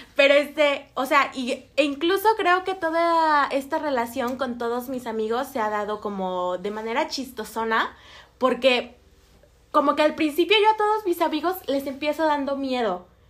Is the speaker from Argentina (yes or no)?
no; Mexico; moved away; yo vengo de relativamente un pueblo. Eh, Casonas de Herrera